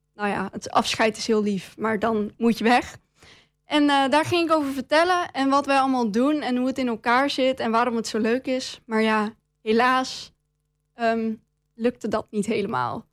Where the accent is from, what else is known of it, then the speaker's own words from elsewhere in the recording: Enschede, Overijssel, Netherlands; Ik kom uit Enslee